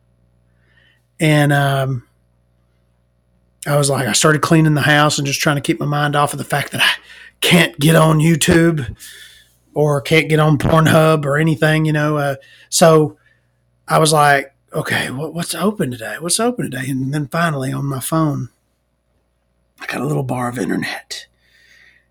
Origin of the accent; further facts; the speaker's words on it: Alabama, United States; as an Alabamian, as a Southerner